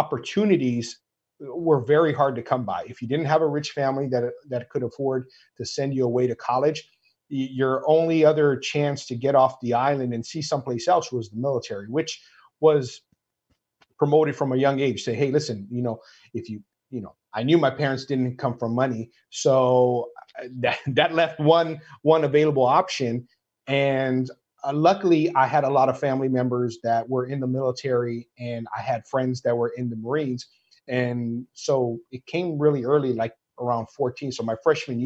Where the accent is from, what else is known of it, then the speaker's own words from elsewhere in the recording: Maui, Hawaii, United States; moved away as an adult; now in Los Angeles, United States; I'm half Portuguese, half Filipino that grew up in Hawaii.